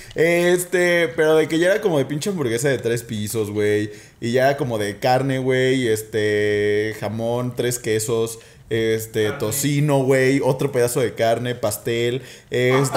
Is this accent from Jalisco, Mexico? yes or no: yes; Guadalajara, Jalisco, Mexico; now in Mexico City, Mexico; yo soy de Guadalajara, ¿no? Entonces en Guadalajara tenemos costumbres bien extrañas.